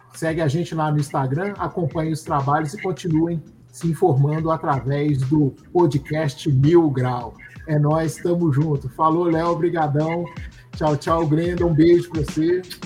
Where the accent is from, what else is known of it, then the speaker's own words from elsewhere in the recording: Belo Horizonte, Minas Gerais, Brazil; Nós crescemos juntos no Cabana